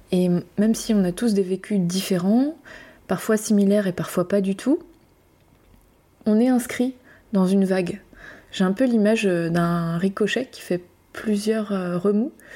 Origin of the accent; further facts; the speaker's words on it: Brittany, France; je suis française. Française euh, en métropole, je viens de Bretagne.